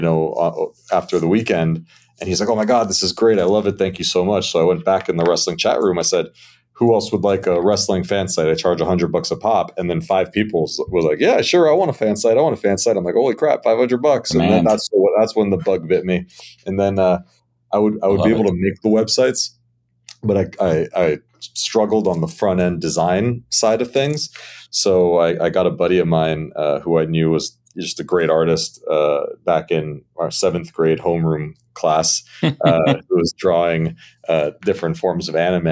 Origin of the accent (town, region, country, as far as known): Miami, Florida, United States; born or raised there